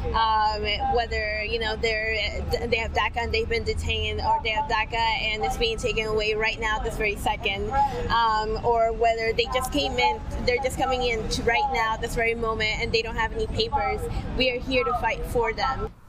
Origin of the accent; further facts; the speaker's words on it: Richmond, Virginia, United States; I'm actually not from New York City. I'm from Richmond, Virginia